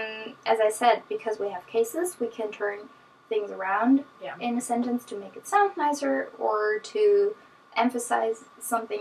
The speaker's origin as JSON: {"language": "English", "area": "between Hanover and Berlin", "region": "Northern Germany", "country": "Germany", "tie": "born or raised there", "first_language": "German", "second_language": "English", "moved": "as an adult", "lives_now": "United States", "said": "It's in the north of Germany, like an hour and a half south from Berlin, which is in between kind of Hanover and Berlin"}